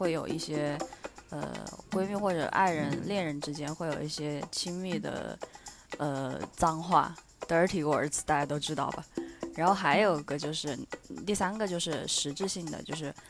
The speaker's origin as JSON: {"language": "Chinese", "region": "Sichuan", "country": "China", "said": "主要是我们都是四川人"}